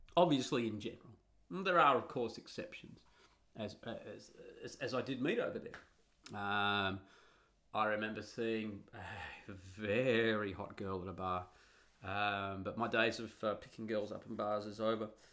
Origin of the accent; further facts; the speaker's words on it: Australia; moved away as an adult; also born or lived in Italy; now in Netherlands; when I grew up in Australia in the nineteen eighties